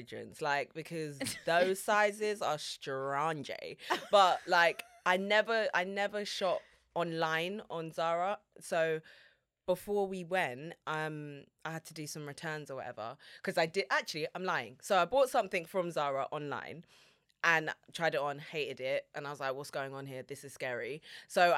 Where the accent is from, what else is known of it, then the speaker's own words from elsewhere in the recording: London, United Kingdom; I'm from London